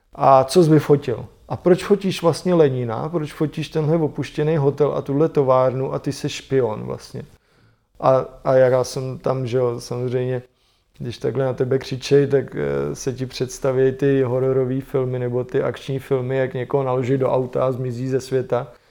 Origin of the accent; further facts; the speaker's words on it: Czechia; já říkám Čechoslovakia